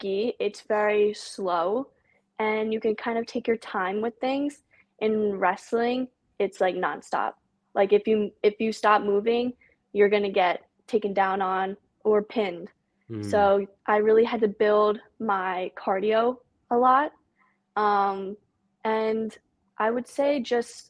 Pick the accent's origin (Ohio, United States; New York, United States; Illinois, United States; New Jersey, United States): New Jersey, United States; I'm 16 years old. I'm from New Jersey